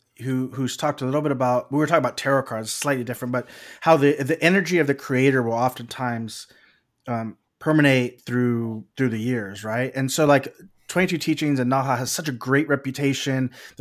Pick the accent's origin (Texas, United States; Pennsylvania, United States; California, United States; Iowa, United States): Texas, United States; Maybe it's because I'm from Texas